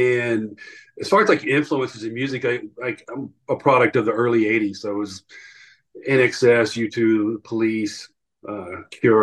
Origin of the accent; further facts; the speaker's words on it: Atlanta, Georgia, United States; Yeah, so we grew up in Georgia. We were born and raised in Atlanta